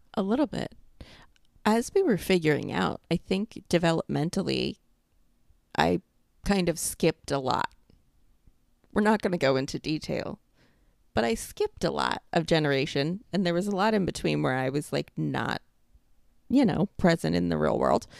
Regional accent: New York, United States; accent: New York; moved away as an adult; now in Florida, United States; I've been out of New York for five years now

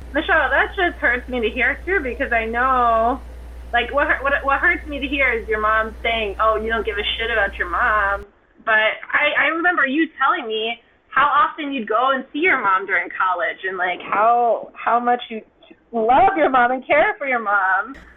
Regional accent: Ithaca, New York, United States; now in New York City, United States; I am from Ithaca, New York, but I have been living in New York City for quite some time

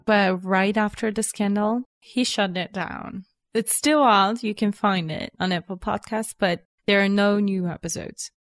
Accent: Sofia, Sofia City, Bulgaria; I was born and raised in Sofia. Here is my home.

